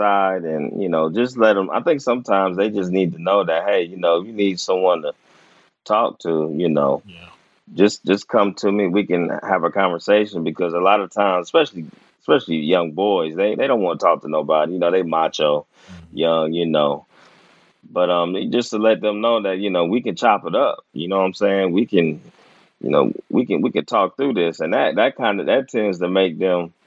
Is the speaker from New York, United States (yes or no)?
no; Dayton, Ohio, United States; also born or lived in Omaha, Nebraska; I almost grew up there until my dad got a job in Dayton